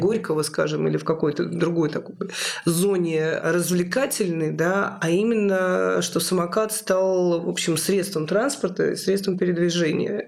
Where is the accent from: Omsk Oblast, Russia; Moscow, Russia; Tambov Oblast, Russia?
Moscow, Russia; моего родного города Москва